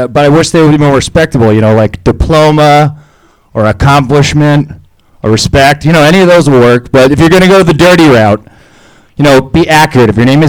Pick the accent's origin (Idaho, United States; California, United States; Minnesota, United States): California, United States; the Valley; I'm from the Valley